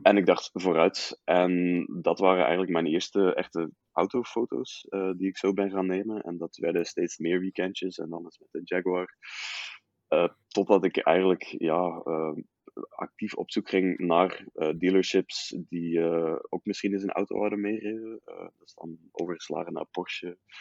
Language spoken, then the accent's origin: Dutch; Riemst, Flanders, Belgium; also born or lived in Utrecht, Netherlands / Leuven / Brussels; now in Ghent, Belgium; geboren in Utrecht, dan vier jaar in Nederland, inderdaad. Eh, vervolgens Belgisch Limburg in Riemst.